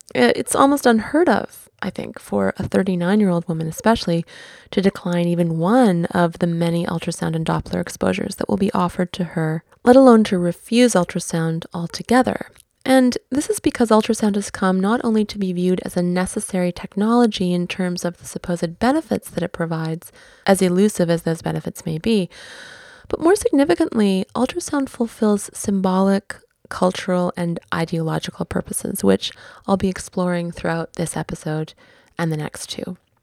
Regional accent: Vancouver, British Columbia, Canada; Vancouver being my hometown

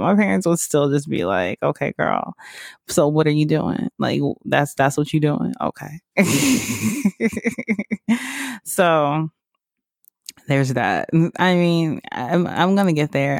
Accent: Georgia, United States; also born or lived in Mississippi; now in West Hollywood, United States; I grew up in Georgia

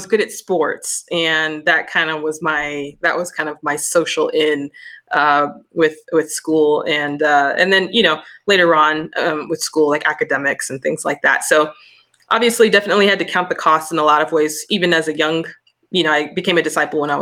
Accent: Denver, Colorado, United States; also born or lived in Sacramento, California; I grew up here in Denver, Colorado, the Rocky Mountains.

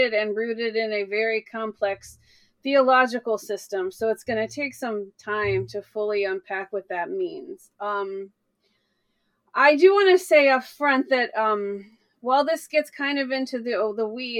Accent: the South, United States; I grew up in the South in a very evangelical area

